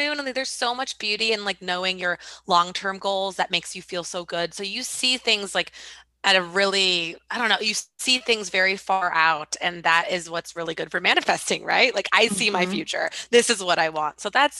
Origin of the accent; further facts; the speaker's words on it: New York, United States; New York, for example, for me, my hometown, for example, for me, kind of negative places.